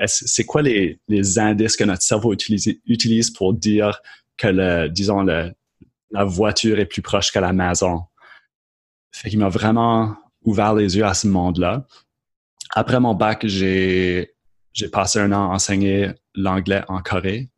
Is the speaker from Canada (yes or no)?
yes; Moncton, New Brunswick, Canada; accent: Acadian; moved away as an adult; also born or lived in Lennoxville, Quebec; je suis originaire de Moncton au Nouveau-Brunswick